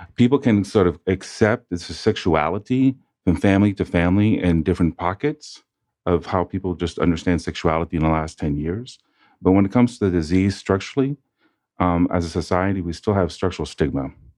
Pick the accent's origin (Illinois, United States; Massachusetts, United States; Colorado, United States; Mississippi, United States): Massachusetts, United States; now in Atlanta, United States; I grew up in Massachusetts